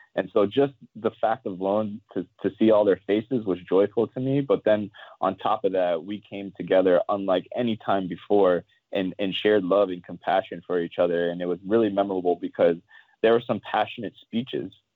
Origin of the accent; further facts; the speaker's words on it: Ohio, United States; having a father, a black father growing up in Ohio who was a policeman